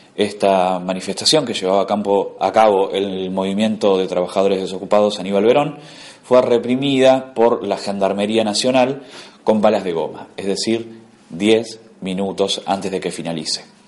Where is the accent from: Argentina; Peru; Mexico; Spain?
Argentina; como argentinos